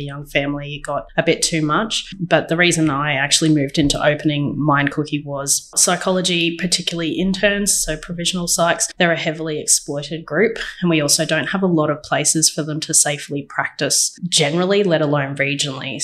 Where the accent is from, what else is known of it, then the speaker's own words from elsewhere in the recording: Maryborough, Queensland, Australia; moved away as an adult; also born or lived in Wollongong, New South Wales / Sydney, Australia; now in Dubbo, Australia; So I was born in Wollongong, raised in Queensland in a little regional town called Maryborough, where I met my husband